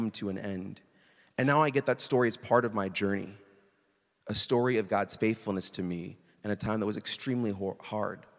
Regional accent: Iowa, United States; moved away; where I grew up in Iowa

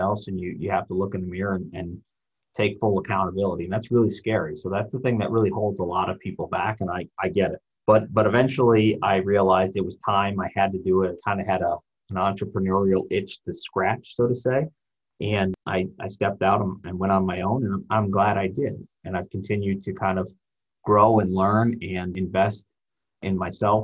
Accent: South Bend, Indiana, United States; moved away as an adult; now in Tinley Park, United States; I grew up in South Bend, Indiana, and moved out here with my wife

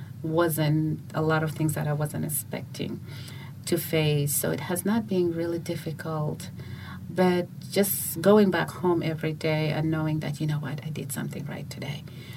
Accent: Uganda; also born or lived in Juba, South Sudan / United States; now in South Sudan; I was born in Juba, but I grew up in Uganda and in the U.S.

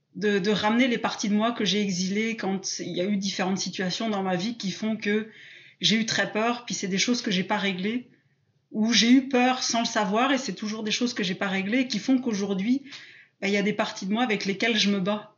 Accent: south-west France, France; moved away as an adult; now in Quebec, Canada; en France, je suis plutôt du sud-ouest, mais là, j'habite au Québec en ce moment

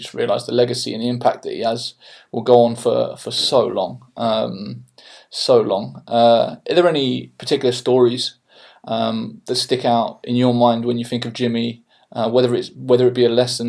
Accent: Eastbourne, South East England, United Kingdom; I grew up in Eastbourne on the southeast coast

